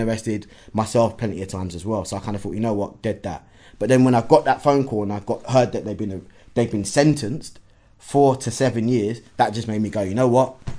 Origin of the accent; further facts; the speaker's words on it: London, United Kingdom; initially, Hackney